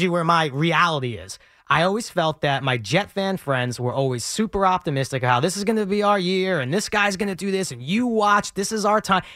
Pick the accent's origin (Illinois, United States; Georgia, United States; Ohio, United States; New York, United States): New York, United States; New York City; I grew up in Brooklyn, just outside of Bensonhurst